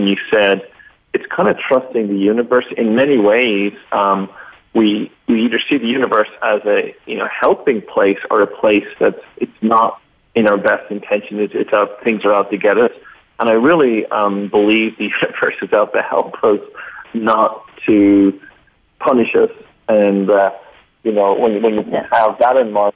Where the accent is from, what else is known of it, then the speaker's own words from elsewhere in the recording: Dublin, Leinster, Ireland; my own background is one of being Irish and born in Dublin